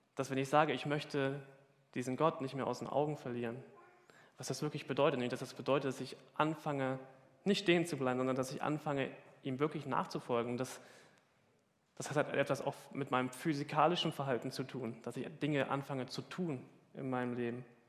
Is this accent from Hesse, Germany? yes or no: yes; Hesse, Germany; now in Hamburg, Germany; Ich komme aus Hessen.